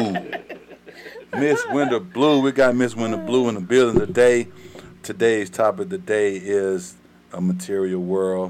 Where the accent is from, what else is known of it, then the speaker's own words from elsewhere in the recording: the South, United States; accent: country; We from the South